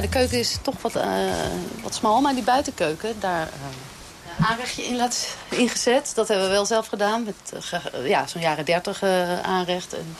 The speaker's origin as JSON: {"language": "Dutch", "town": "Alphen aan den Rijn", "region": "South Holland", "country": "Netherlands", "moved": "yes", "lives_now": "Amsterdam, Netherlands", "said": "het is ook een beetje terug naar mijn roots, want ik kom uit Al van de Rijn"}